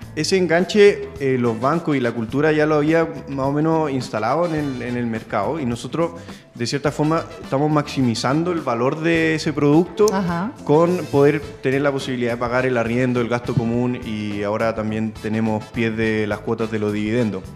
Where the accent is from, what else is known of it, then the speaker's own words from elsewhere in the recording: San Felipe, Valparaíso, Chile; moved away as an adult; now in Santiago, Chile; Nosotros somos de San Felipe y llegamos a Santiago hace ocho años